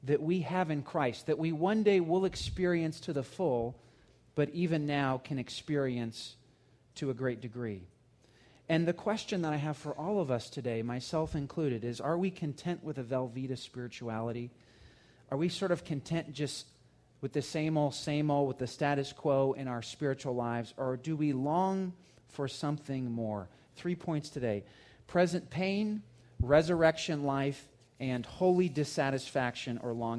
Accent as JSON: {"language": "English", "region": "Georgia", "country": "United States", "tie": "born or raised there", "said": "When I was a kid growing up in Georgia"}